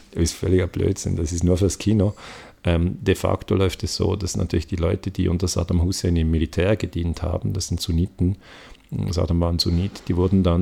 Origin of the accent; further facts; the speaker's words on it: Switzerland; ich spreche als Mann, als Europäer, als Schweizer